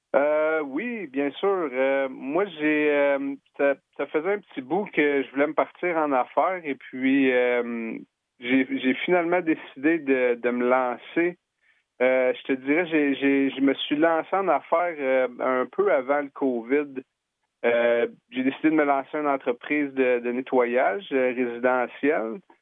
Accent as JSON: {"language": "French", "region": "Quebec", "country": "Canada", "also_born_or_lived": "Okanagan, British Columbia", "moved": "as an adult", "lives_now": "Victoria, Canada", "said": "je viens du Québec. j'ai ça fait dix ans que je suis en Colombie-Britannique"}